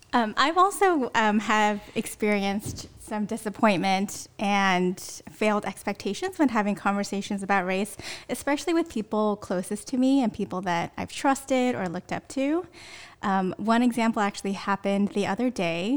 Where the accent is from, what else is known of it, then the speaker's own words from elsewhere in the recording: Sunnyvale, California, United States; I grew up in Sunnyvale, which is down in the South Bay.